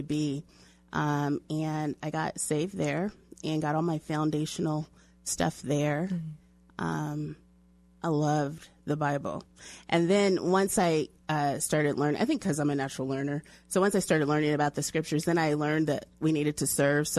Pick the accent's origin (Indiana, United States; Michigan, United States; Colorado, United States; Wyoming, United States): Colorado, United States; Denver; also born or lived in Illinois; I actually grew up here in Denver